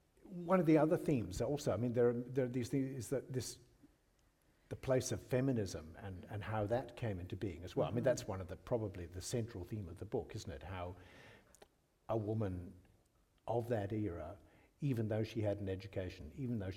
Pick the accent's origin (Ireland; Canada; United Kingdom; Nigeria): United Kingdom; Scotland; now in Australia; I grew up in Scotland